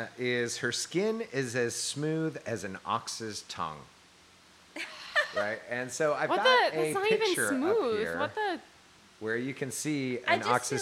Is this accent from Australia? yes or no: no; Argentina; I'm Argentine